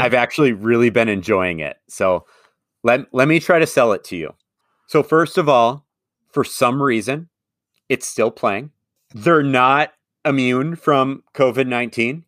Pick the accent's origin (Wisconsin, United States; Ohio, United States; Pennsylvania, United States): Wisconsin, United States; Madison; I'm a Forward Madison fan, and part of the reason I am is not just the love of my hometown